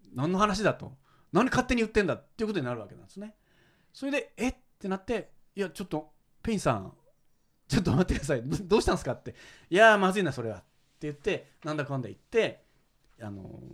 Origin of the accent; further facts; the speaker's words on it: Kyoto, Japan; 僕は京都なんですよ。